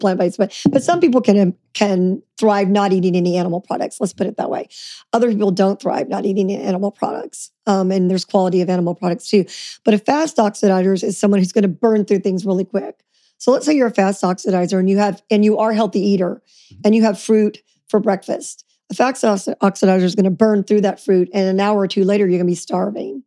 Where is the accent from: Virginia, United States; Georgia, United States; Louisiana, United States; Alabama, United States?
Louisiana, United States; I grew up in Louisiana